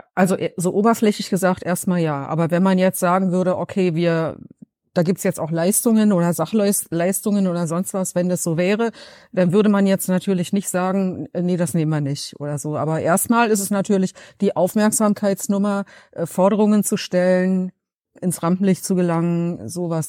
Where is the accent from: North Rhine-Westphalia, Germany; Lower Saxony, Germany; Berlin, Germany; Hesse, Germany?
Berlin, Germany; ob ich aus Berlin komme